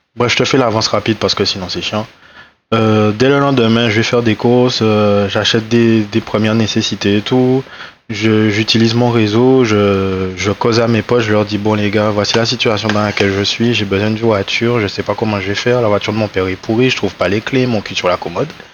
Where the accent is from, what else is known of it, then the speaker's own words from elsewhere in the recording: Les Abymes, Guadeloupe; moved away; j'ai grandi à Grand Camp aussi